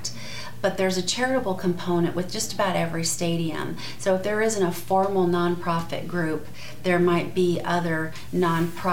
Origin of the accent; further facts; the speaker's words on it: San Diego, California, United States; now in Arizona, United States; I'm from San Diego originally